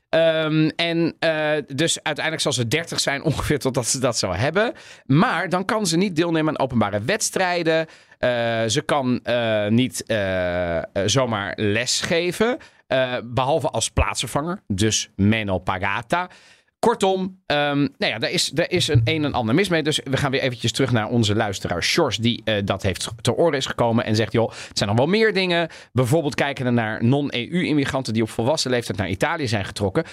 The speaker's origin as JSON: {"language": "Dutch", "town": "The Hague", "region": "South Holland", "country": "Netherlands", "tie": "born or raised there", "said": "in Den Haag toen ik opgroeide"}